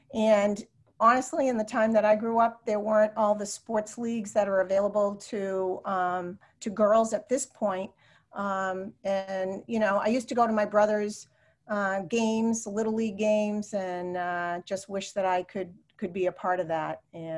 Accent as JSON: {"language": "English", "town": "Salem", "region": "New Hampshire", "country": "United States", "tie": "born or raised there", "said": "I grew up in Salem, New Hampshire, which at the time was a small town on the Massachusetts border."}